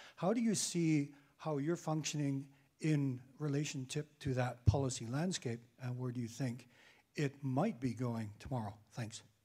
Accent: Uganda; moved away as an adult; now in Brussels, Belgium; when I was growing up in Uganda

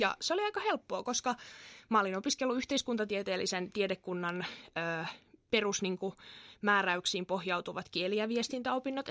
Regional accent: Kerava, Uusimaa, Finland; moved away as an adult; now in Turku, Finland; mä oon itse Keravalta kotoisin

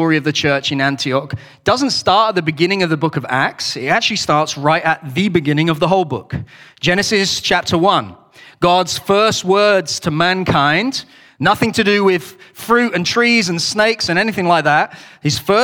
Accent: the north of England, United Kingdom; I am British, so I speak properly, but I'm also from the north of England, and we don't speak like the king

